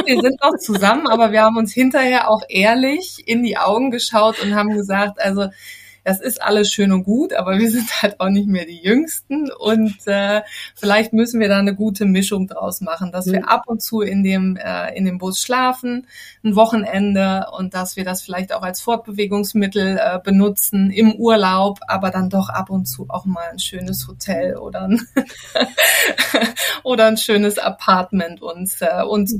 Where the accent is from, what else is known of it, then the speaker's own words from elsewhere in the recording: Harz, Germany; moved away as an adult; now in Ridderkerk, Netherlands; ich bin in Deutschland geboren und aufgewachsen im äh, wunderschönen Harz